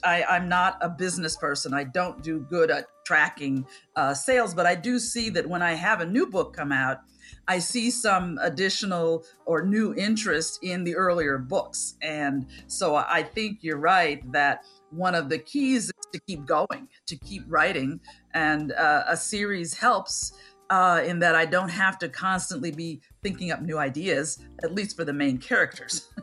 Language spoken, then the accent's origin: English; Chicago, Illinois, United States; I grew up in Center City, Chicago